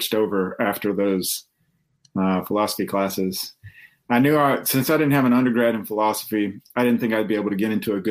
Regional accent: Alabama, United States; I grew up in Alabama

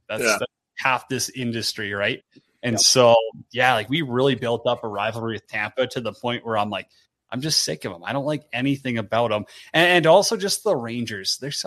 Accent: Canada; being a Canadian

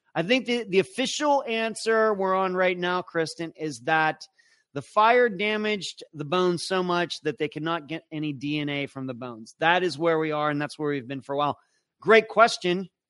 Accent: Pennsylvania, United States; we're both from Pennsylvania.

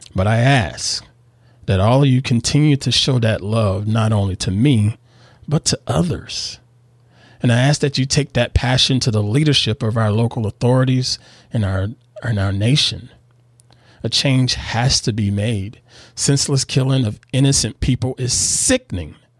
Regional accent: the South, United States; moved away as an adult; now in Northern California, United States; I was born and reared in the South here in the U S.

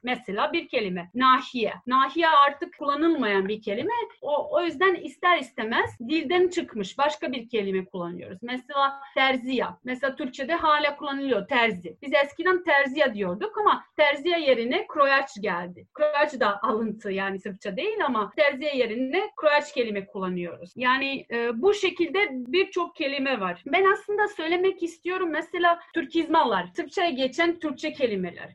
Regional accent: Serbia; accent: Ekavian; ben Belo diyeceğim. Ekavica bu. Ekavica E kullanıyoruz

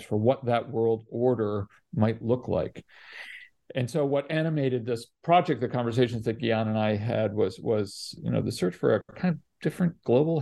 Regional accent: Canada; moved away; also born or lived in Latin America; I didn't grow up in India, but I grew up in Canada, and then spent a lot of time in Latin America in my youth

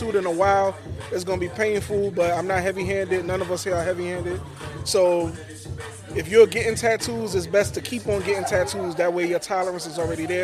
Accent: New York City, New York, United States; now in Jacksonville, United States; Nah, I'm from Brooklyn. I'm from New York.

